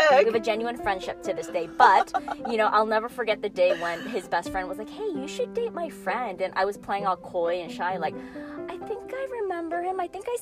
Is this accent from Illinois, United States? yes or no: yes; Chicago, Illinois, United States; moved away as an adult; now in California, United States; I actually grew up in the Midwest.